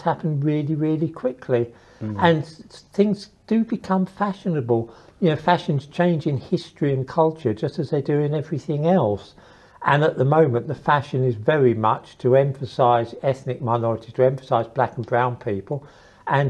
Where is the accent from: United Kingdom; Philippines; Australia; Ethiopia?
United Kingdom; London; moved away; also born or lived in Custom House / Israel; I was born in Custom House and then I grew up in East London, another part of East London